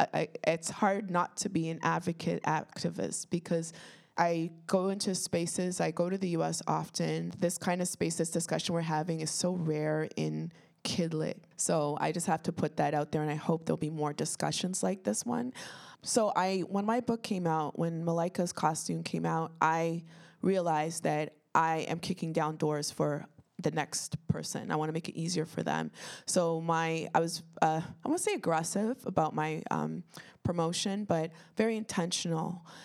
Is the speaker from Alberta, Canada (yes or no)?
no; Toronto, Ontario, Canada; I grew up in Toronto. I lived in, now it's very diverse. I grew up in North Etobicoke and Jane and Finch represent Rexdale.